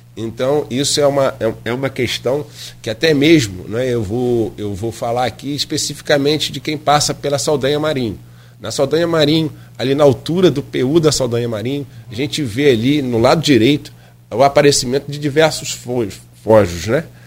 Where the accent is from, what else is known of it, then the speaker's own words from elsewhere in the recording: Caju, Pecuária, Rio de Janeiro, Brazil; na região onde, onde eu cresci, nasci e cresci, que é Caju, Pecuária, Nova Brasília